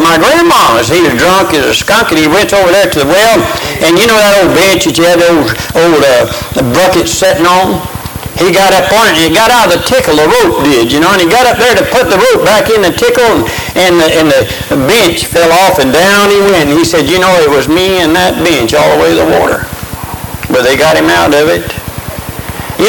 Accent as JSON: {"language": "English", "town": "Crestview", "region": "Florida", "country": "United States", "tie": "born or raised there", "said": "I was born and raised up in West Florida, up in the Panhandle, up around Crestview, Florida"}